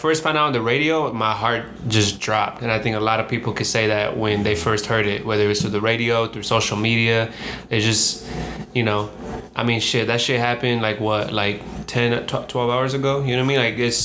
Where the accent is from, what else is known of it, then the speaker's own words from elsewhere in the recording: the Valley, California, United States; now in Los Angeles, United States; we're from the Valley. We're from, you know, not from LA.